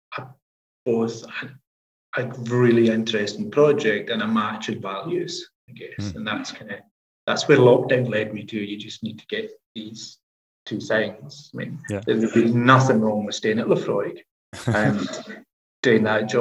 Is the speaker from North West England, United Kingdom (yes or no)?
no; Scotland, United Kingdom; moved away; I'm the tutor from the islands